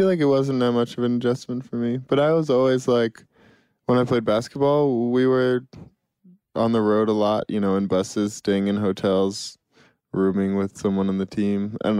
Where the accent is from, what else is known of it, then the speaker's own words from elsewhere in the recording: Boston, Massachusetts, United States; and I grew up in Boston